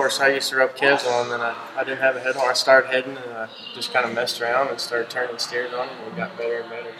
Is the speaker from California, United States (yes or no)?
no; Crosbyton, Texas, United States; Crosbyton, Texas. It's right around Lubbock. And I'm panhandle.